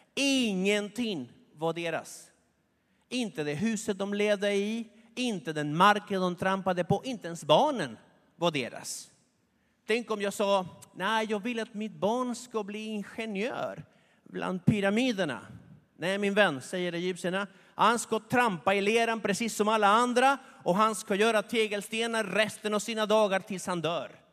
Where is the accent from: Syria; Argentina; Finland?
Argentina; moved away; i Argentina, där jag kommer ifrån